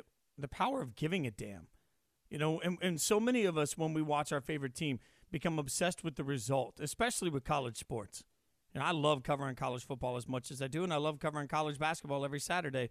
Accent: Las Vegas, Nevada, United States; moved away; I grew up in Vegas as a little kid

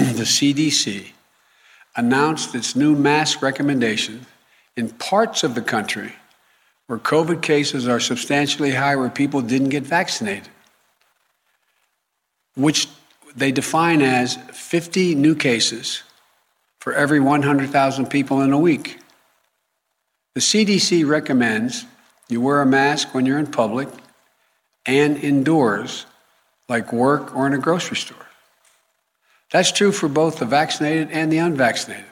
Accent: Delaware, United States; my home state of Delaware, where I live in Newcastle County

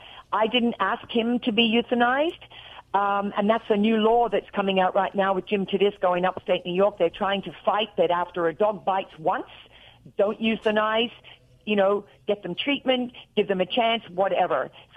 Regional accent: Australia; now in United States; When I talk to my sister on the phone in Australia, I get off there and I'm real Australian. And when I was doing acting and I was trying to do American act, you know, commercials and things when I first arrived in America

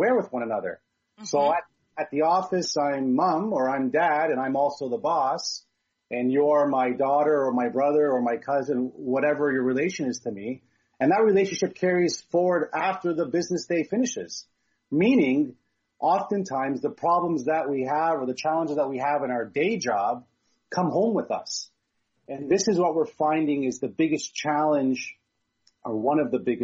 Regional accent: Hamilton, Ontario, Canada; now in Burlington, Canada; I'm just in Burlington, Ontario. I was born in Hamilton, so we're very much very close to one another

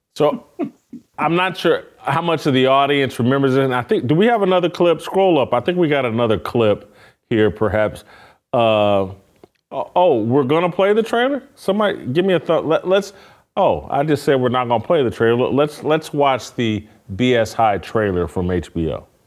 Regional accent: Indianapolis, Indiana, United States; my hometown team.

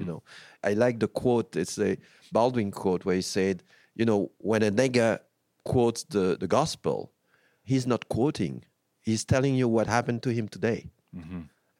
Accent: France; also born or lived in United States; I have a very distant look to France sometimes because I grew up in France as well.

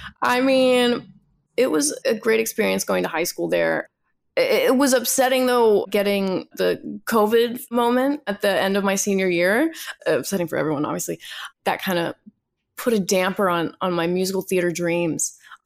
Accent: New York City, New York, United States; Born and raised in Manhattan.

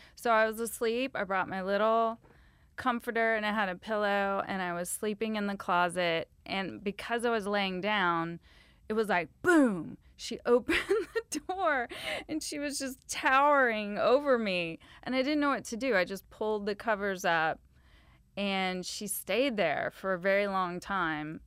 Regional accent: Louisiana, United States; moved away; I'm a screenwriter, and I'm, I'm from Louisiana

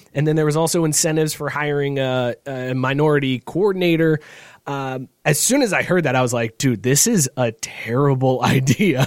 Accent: Northeast Ohio, United States; growing up in Northeast Ohio

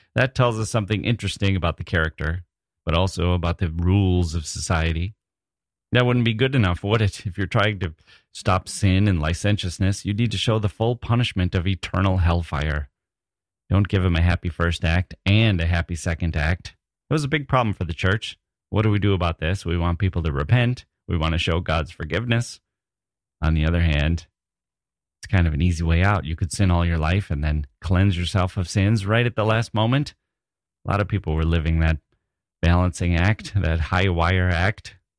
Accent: Wisconsin, United States; moved away; I was from Wisconsin

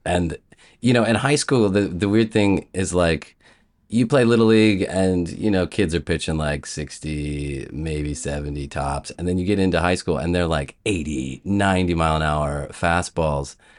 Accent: Columbus, Ohio, United States; moved away as an adult; also born or lived in Chicago; I grew up in Columbus, and I went to a, an all-boys Catholic prep school

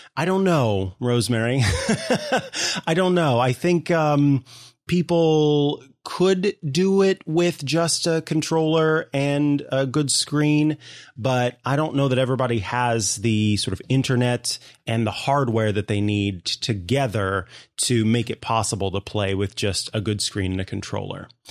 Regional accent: Midwest, United States; I am from the Midwest

